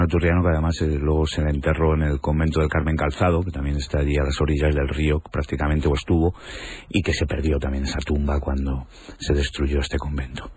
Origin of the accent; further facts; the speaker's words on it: Toledo, Castilla-La Mancha, Spain; los toledanos vivimos durante siglos